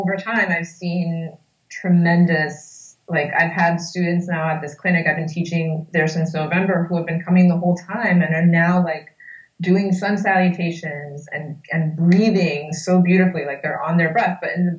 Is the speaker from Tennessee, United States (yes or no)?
no; New York, United States; I grew up in the Washington Heights neighborhood of New York, which is in Upper Manhattan